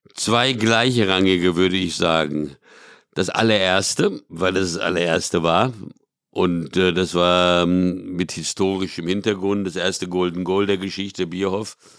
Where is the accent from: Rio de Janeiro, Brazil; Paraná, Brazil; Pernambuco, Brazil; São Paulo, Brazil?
São Paulo, Brazil; moved away; in São Paulo, wo ich aufgewachsen bin